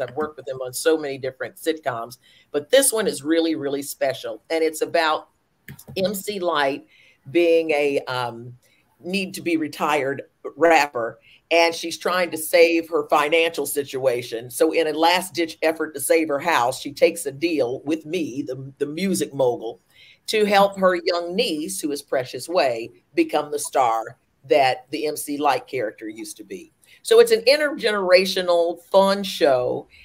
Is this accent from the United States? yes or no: yes; Winston-Salem, North Carolina, United States; moved away; also born or lived in New Jersey; I'm originally from North Carolina